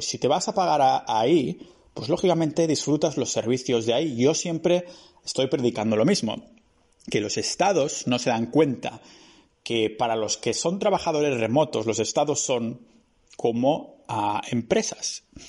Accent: Catalonia, Spain; moved away as an adult; now in Estonia; soy de Cataluña

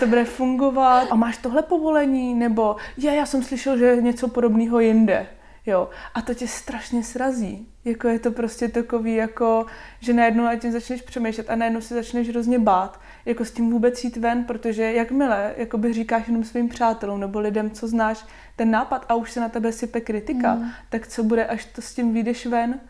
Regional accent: Šluknov, Ústí nad Labem Region, Czechia; moved away as an adult; now in Hradec Králové, Czechia; já pocházím ze Šluknova, Moje mamka je úřednice, můj táta je policajt

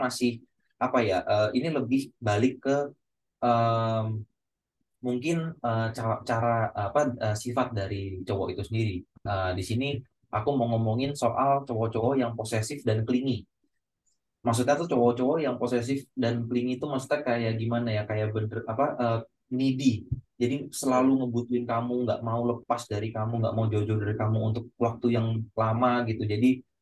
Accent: Yogyakarta, Special Region of Yogyakarta, Indonesia; accent: medok; Gue asli Jawa, Jawanya mana Jogja

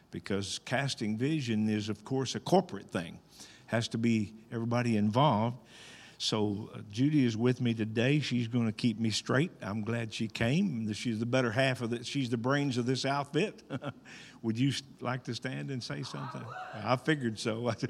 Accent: Arkansas, United States; I was born and raised in Arkansas.

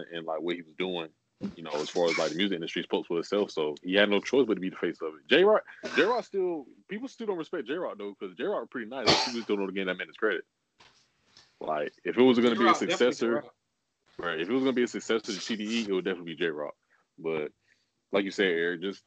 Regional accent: Compton, California, United States; growing up in Compton.

